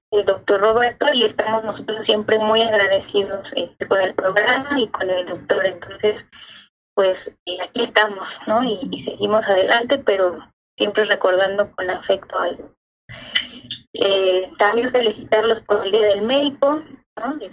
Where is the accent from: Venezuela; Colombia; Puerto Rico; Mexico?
Venezuela; De Venezuela.